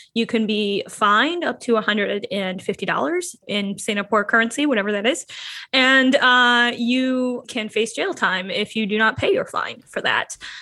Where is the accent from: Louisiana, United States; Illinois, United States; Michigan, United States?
Michigan, United States; moved away as an adult; now in Chicago, United States; I'm a transplant from Michigan